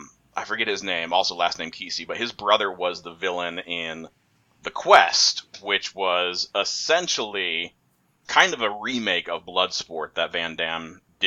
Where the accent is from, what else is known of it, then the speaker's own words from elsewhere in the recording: Hong Kong; I was raised in Hong Kong and my brother was raised in Belgium, but we have the same accent.